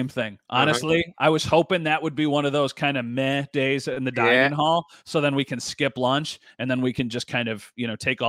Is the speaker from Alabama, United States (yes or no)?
no; Wheatfield, New York, United States; I grew up in the Wheatfield area, and there's Platters now, which is awesome ice cream.